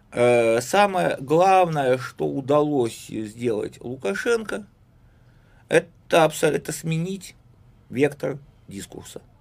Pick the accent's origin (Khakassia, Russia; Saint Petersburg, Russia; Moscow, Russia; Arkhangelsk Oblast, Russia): Saint Petersburg, Russia; я сначала был петербуржец